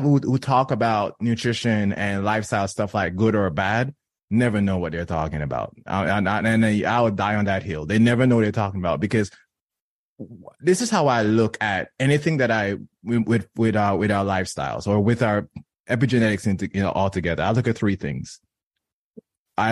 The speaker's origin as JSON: {"language": "English", "country": "Jamaica", "tie": "born or raised there", "said": "I was born and raised in Jamaica"}